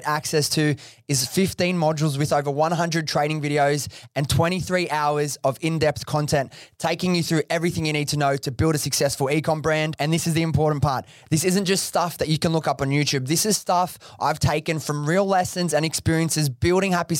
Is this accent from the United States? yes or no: no; Sydney, New South Wales, Australia; I grew up in Western Sydney myself, Preston, so like near Liverpool area